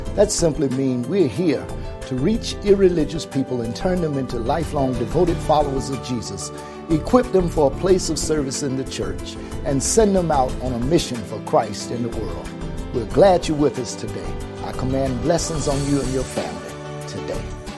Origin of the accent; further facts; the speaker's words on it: Birmingham, Alabama, United States; I was raised here in Birmingham in a two parent home